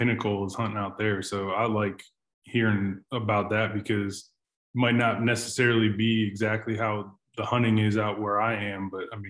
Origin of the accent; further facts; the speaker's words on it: Connecticut, United States; moved away as an adult; also born or lived in Southeast Virginia; now in Virginia, United States; I'm originally from Connecticut, and that's where I'm at right now, where my family lives. But I live in Virginia now, Southeast Virginia.